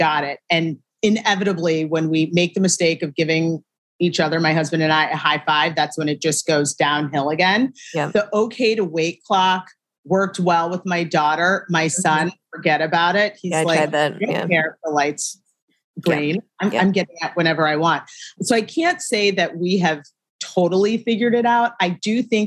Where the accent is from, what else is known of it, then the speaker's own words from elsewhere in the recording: Shaker Heights, Ohio, United States; moved away as an adult; also born or lived in Syracuse, New York; I am from a town called Shaker Heights, Ohio. It's right outside of Cleveland, born and raised.